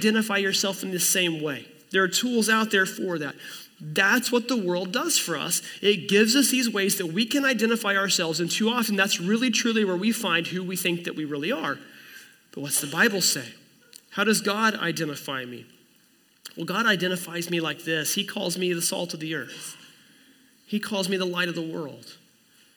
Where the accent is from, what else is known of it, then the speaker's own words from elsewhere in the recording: Oklahoma, United States; I was born in Oklahoma in 1982 to a man named Kelly and a woman named Kathleen